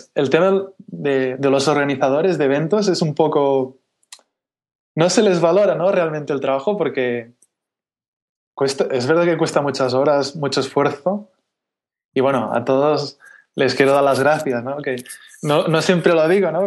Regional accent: Catalonia, Spain; yo soy catalán

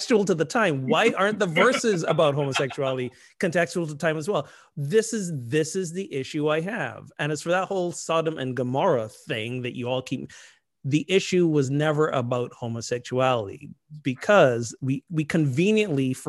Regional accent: Barbados; my home country, Barbados

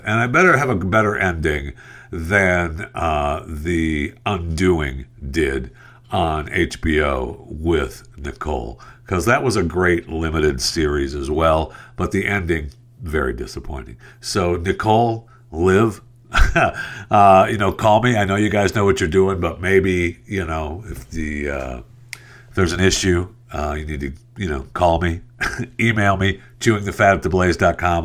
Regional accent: Tri-Cities, Michigan, United States; also born or lived in Tampa, Florida / Philadelphia / Dallas; I'm from Michigan, uh, a little north of Detroit, though, when you, uh, look at the, look at the map. I'm from right here, uh, the Tri-Cities

